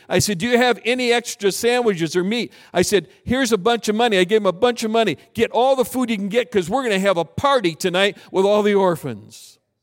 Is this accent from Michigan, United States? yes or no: yes; Michigan, United States; moved away; also born or lived in South Pacific / Southern California / Minneapolis; I grew up in Michigan